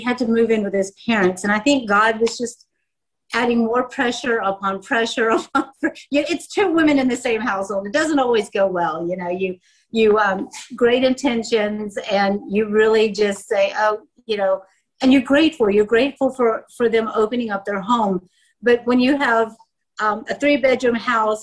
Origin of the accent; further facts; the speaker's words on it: United States; moved away as an adult; now in South Africa; I grew up in the States, as you can tell by my accent